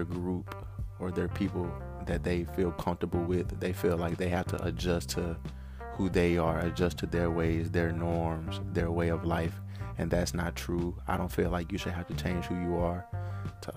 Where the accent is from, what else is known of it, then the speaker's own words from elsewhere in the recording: Atlanta, Georgia, United States; moved away as an adult; also born or lived in Macon, Mississippi; now in Mississippi, United States; I'm originally from Macon, Mississippi. However, I was groomed in the heart of Atlanta